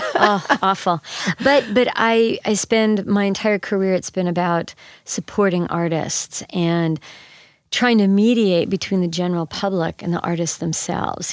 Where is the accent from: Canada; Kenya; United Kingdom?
Canada; now in St. Louis, United States; I grew up in Canada.